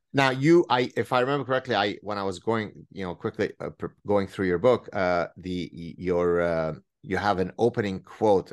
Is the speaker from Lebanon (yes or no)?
yes; Lebanon; now in Montreal, Canada; me going through the Lebanese civil war